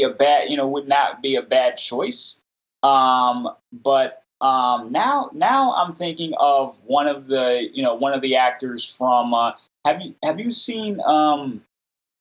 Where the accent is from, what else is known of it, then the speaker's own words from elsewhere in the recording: United States; as a black kid growing up in America